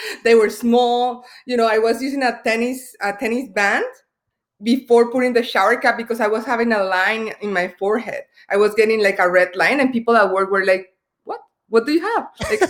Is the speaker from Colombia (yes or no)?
yes; Colombia; English is a second language; Me, I'm originally from Colombia, so we do care about beauty a lot